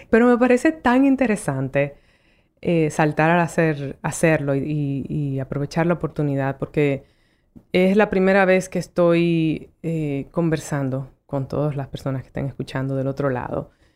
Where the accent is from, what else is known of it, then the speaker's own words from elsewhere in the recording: Dominican Republic; moved away as an adult; also born or lived in New York, United States; yo como mujer dominicana